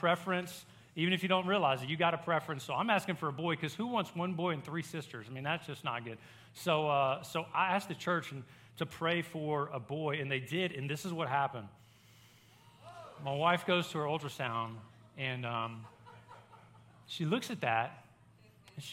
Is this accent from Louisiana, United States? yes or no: yes; Baton Rouge, Louisiana, United States; moved away as an adult; now in Hot Springs, United States; I grew up in Baton Rouge, a college town.